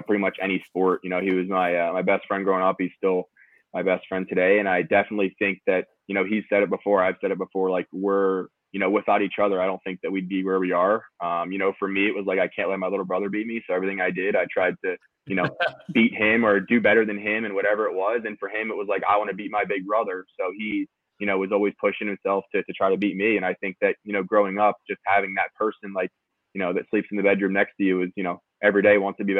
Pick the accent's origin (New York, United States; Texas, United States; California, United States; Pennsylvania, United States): Pennsylvania, United States; Being a Pennsylvania kid